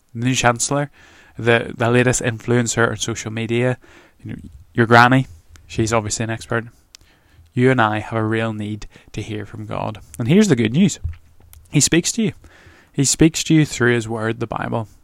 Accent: Northern Ireland, United Kingdom; moved away; I'm from Northern Ireland

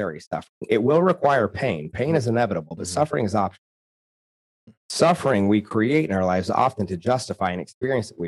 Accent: rural Oklahoma, United States; I'm from rural Oklahoma

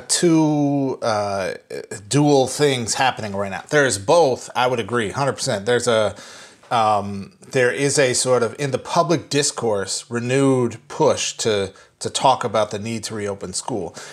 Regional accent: Minnesota, United States; moved away; I am driving home to my home state, um, to see my family that I have not seen in a year.

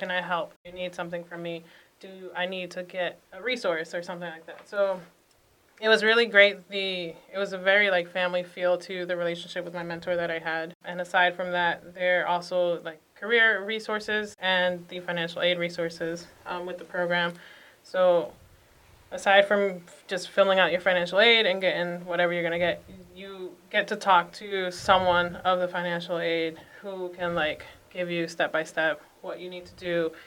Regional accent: Boston, Massachusetts, United States; born and raised in Dorchester

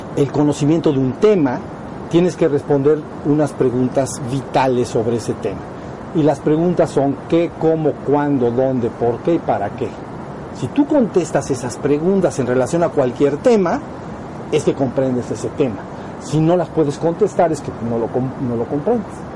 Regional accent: Mexico; somos mexicanos

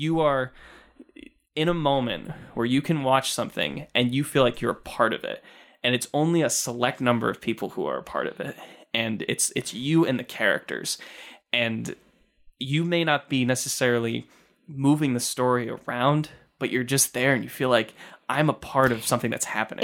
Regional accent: Binghamton, New York, United States; being from, you know, Binghamton

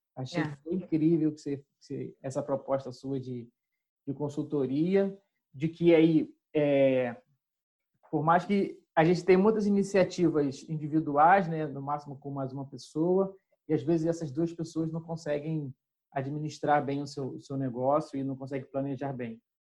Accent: Rio das Ostras, Rio de Janeiro, Brazil; Eu sou de Rio das Ostras

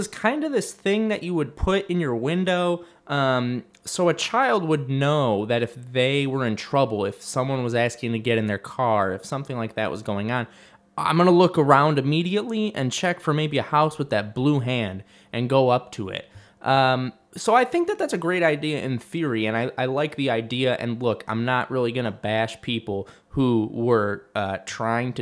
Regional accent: Livonia, Michigan, United States; also born or lived in Oakland County, Michigan; I grew up in a safe community. I grew up in Livonia

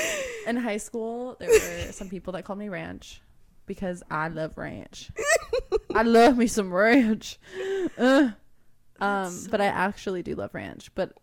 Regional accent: Iowa, United States; moved away; I'm actually from Iowa, which is a state in the United States of America. It is the heart of the U.S.

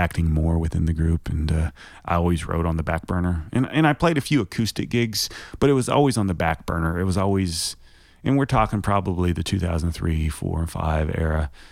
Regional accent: Shawnee, Oklahoma, United States; also born or lived in Fremont, California / Hayward, California; I grew up in Shawnee, Oklahoma, so I'm an Okie. I moved out there when I was seven. I was born in California.

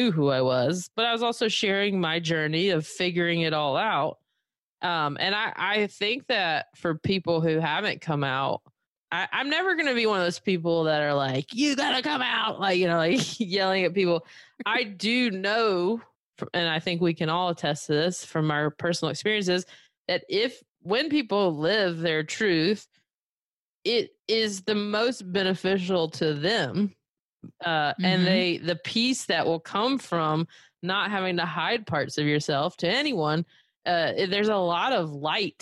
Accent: Belmont, North Carolina, United States; moved away as an adult; now in Los Angeles, United States; I never feel out of place in my hometown because, I'm fifth generation Belmont, which is where I'm from

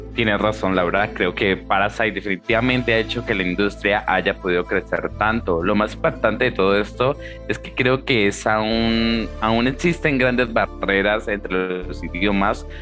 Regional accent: Colombia; yo soy de Colombia

